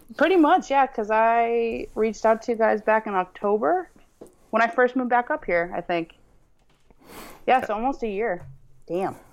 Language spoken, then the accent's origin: English; central Massachusetts, United States; also born or lived in Wellesley, Massachusetts / Chattanooga, Tennessee; born and raised in small town in central Mass